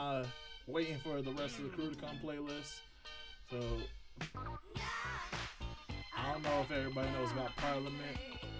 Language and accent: English; New York City, New York, United States; I'm from Brooklyn one time.